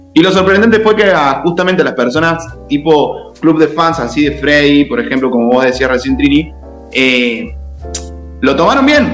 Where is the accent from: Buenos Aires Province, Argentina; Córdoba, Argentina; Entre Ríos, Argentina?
Córdoba, Argentina; de Córdoba